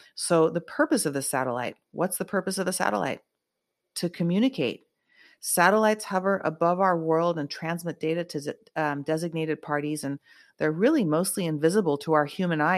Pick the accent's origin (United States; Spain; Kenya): United States; I am an American